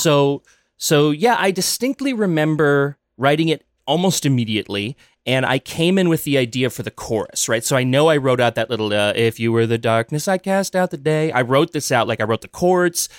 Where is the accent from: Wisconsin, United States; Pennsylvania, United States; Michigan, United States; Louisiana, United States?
Wisconsin, United States; Dousman; I grew up halfway between Milwaukee and Madison in Wisconsin in a little town called Dousman